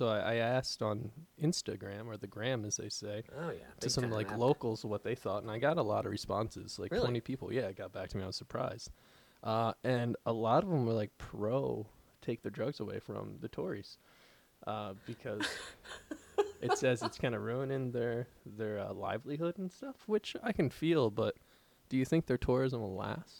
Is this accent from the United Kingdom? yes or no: yes; England, United Kingdom; nah, man, I'm English.